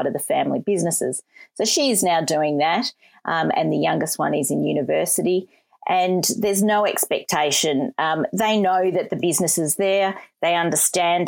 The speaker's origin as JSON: {"language": "English", "town": "Melbourne", "region": "Victoria", "country": "Australia", "tie": "born or raised there", "also_born_or_lived": "Moree / Wagga Wagga", "said": "we grew up in the Waverley area"}